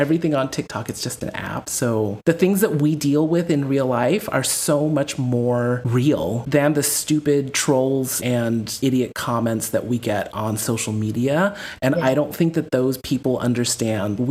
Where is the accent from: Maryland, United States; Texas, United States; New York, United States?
Texas, United States; Corpus Christi; moved away as an adult; also born or lived in Philadelphia; now in Netherlands; I'm Texan